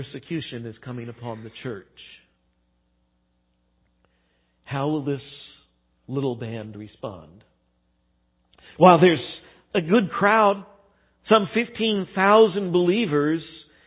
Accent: United States; as American Christians

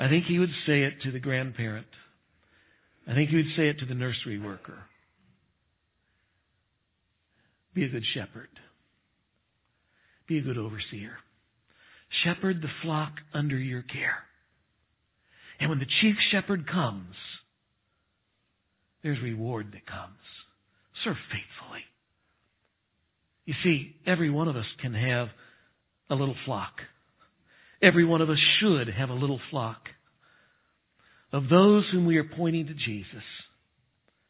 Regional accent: Texas, United States; moved away; I grew up in Texas

